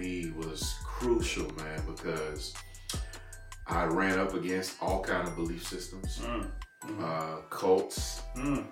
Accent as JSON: {"language": "English", "town": "Terrell", "region": "Texas", "country": "United States", "tie": "born or raised there", "moved": "as an adult", "lives_now": "Longview, United States", "said": "I'm actually originally not from Longview. I've been here, I think, 16 years now. But born and raised in Terrell, Texas."}